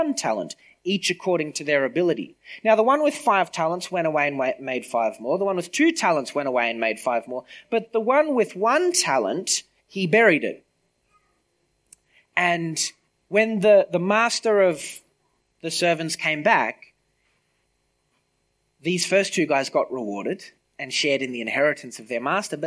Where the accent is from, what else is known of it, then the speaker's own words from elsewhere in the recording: Griffith, New South Wales, Australia; I grew up in Griffith, right? I left for a couple of years. I came back